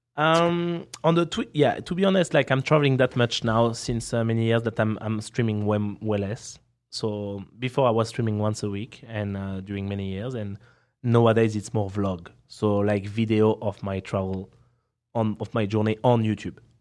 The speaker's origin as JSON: {"language": "English", "country": "France", "accent": "French", "second_language": "English", "said": "I'm here uh, with my French accent"}